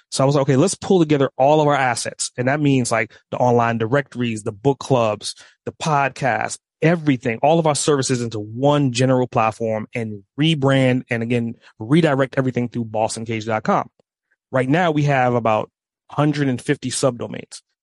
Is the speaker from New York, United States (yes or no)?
yes; New York, United States; now in Atlanta, United States; I grew up in New York, moved to Atlanta